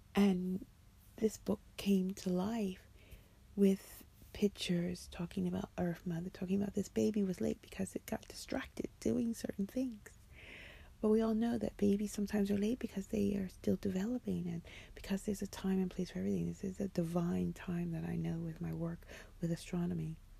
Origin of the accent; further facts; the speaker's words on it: United States; now in London, United Kingdom; as an American